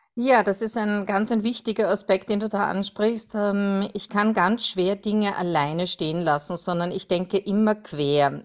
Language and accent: German; Perchtoldsdorf, Lower Austria, Austria; ich komme aus Berchtoldsdorf, das ist am Südrand von Wien in Österreich